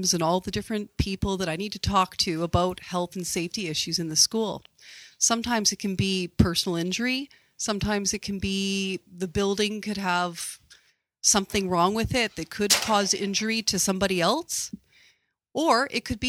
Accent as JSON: {"language": "English", "town": "Kamloops", "region": "British Columbia", "country": "Canada", "tie": "born or raised there", "said": "I was actually born and raised in Kamloops, British Columbia"}